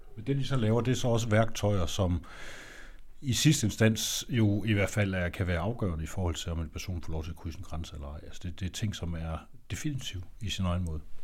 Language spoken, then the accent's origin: Danish; Denmark